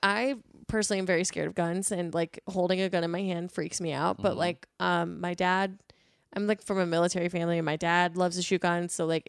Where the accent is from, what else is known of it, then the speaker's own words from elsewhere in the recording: Ebensburg, Pennsylvania, United States; Ebensburg. Old coal mining town.